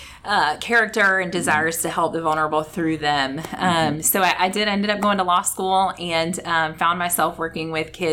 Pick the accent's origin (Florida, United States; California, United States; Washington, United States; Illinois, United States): Florida, United States; Callahan; I grew up actually here in Northeast Florida in Callahan